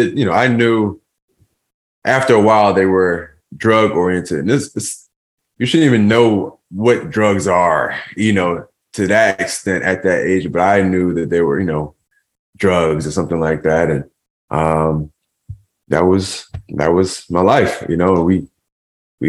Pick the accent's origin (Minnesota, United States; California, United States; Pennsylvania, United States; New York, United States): Pennsylvania, United States; Philadelphia; we grew up in an abandoned house in North Philadelphia.